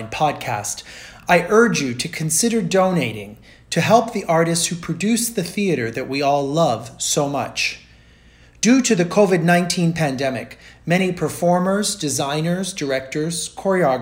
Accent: Rio de Janeiro, Brazil; growing up in Rio de Janeiro, Brazil, where I grew up

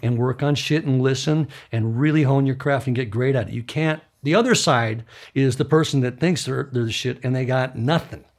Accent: Midwest, United States; moved away; I grew up in the Midwest

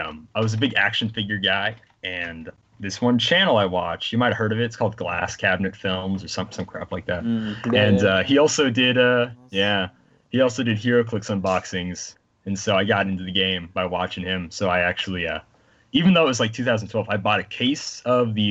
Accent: South Dakota, United States; South Dakota.

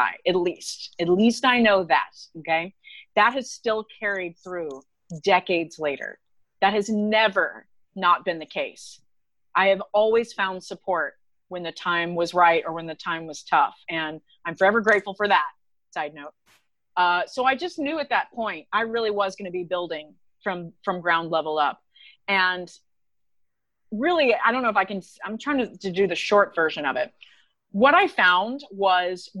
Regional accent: Texas, United States; also born or lived in Orlando; now in Nashville, United States; I am from Texas

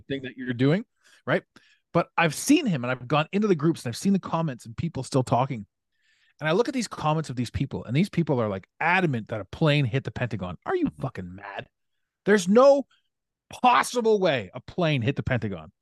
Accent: Ottawa, Ontario, Canada; this was one of my best friends growing up, growing up in Ottawa.

